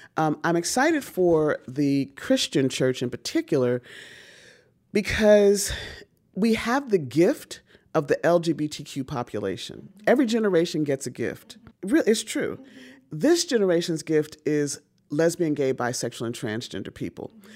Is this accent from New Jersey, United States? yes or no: yes; Newark, New Jersey, United States; I was born in Newark, New Jersey